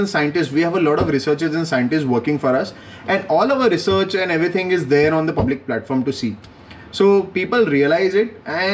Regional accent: Vadodara, Gujarat, India; moved away; I am from Baroda

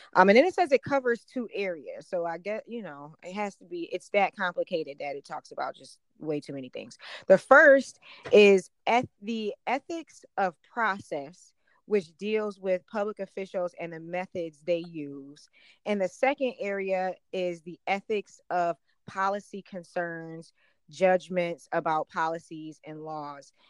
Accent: Buffalo, New York, United States; I'm from Buffalo. I'm from Western New York

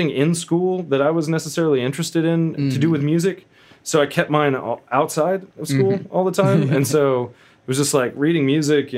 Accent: Ponca City, Oklahoma, United States; also born or lived in Stillwater, Oklahoma; I grew up in Ponca City, later moved to Stillwater, Oklahoma for Oklahoma State.

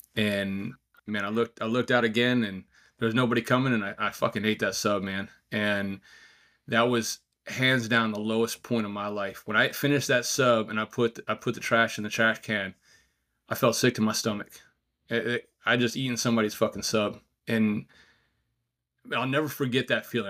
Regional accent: outside of New York City, United States; also born or lived in Virginia Beach; now in New Hampshire, United States; growing up outside of New York City

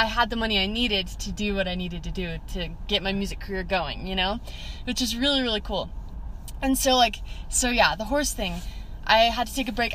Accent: West Jordan, Utah, United States; also born or lived in Eagle Mountain, Utah / Provo, Utah; we grew up in West Jordan, Utah I was there for the majority of my life

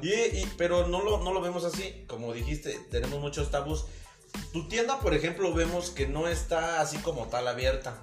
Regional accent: Dolores Hidalgo, Guanajuato, Mexico; somos de Dolores Hidalgo

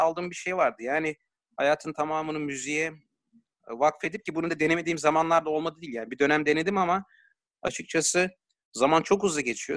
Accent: Ankara, Turkey; ben Ankaralıyım.

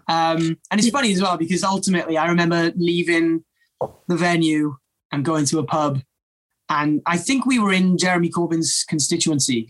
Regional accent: Wales, United Kingdom; it's just such a a big part of our culture

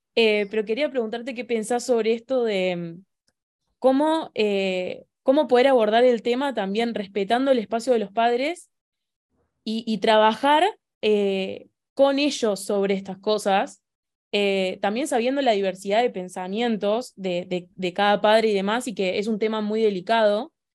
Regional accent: Argentina; soy de Argentina

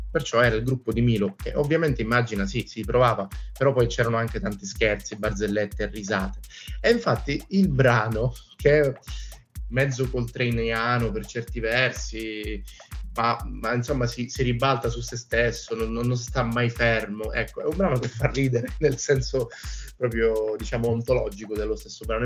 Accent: Catania, Sicily, Italy; also born or lived in Palermo / Venice; sono siciliano, sono catanese e ho vissuto anche a Palermo

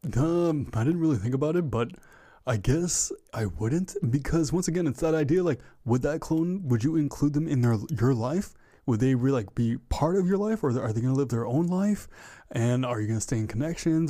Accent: Ottawa, Ontario, Canada; I am from Ottawa, Ontario, Canada

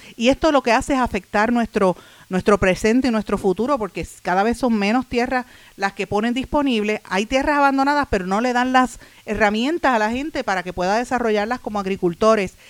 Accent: Puerto Rico; uno como, puertorriqueño, como puertorriqueña

